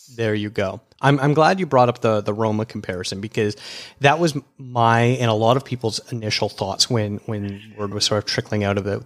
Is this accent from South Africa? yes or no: no; Canada; a Canadian film critic